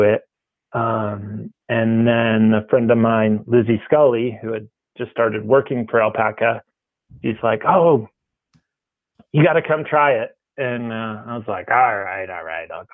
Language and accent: English; Maine, United States; moved away as an adult; also born or lived in New Hampshire / Ouray, Colorado / Juneau, Alaska; I grew up in Maine and New Hampshire